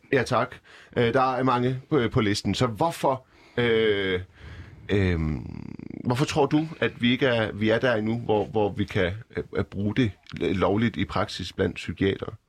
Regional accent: Iran; now in Denmark; jeg er personligt selv fra Iran

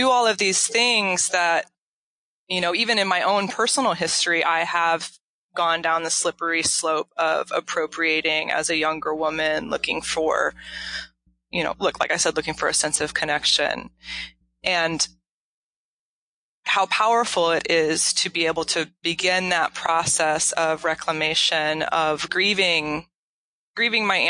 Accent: Kansas, United States; moved away as an adult; also born or lived in Illinois / Minneapolis; I grew up in Kansas and went to college in Illinois

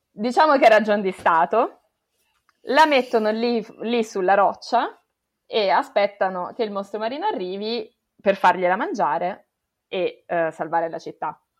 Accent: Italy; quelli che sono cresciuti in Italia

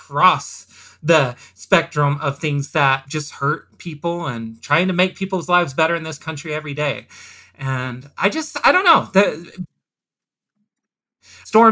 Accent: Velma, Oklahoma, United States; growing up in Oklahoma, outside of a small town called Velma, Oklahoma, population 600

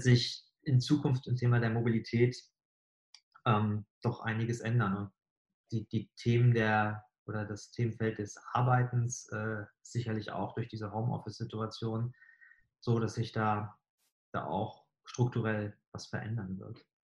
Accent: Bremerhaven, Bremen, Germany; now in Hamburg, Germany; Also ich bin selbst in Bremerhaven aufgewachsen

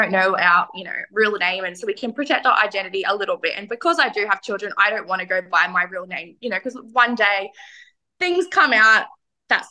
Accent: New South Wales, Australia; I grew up in New South Wales

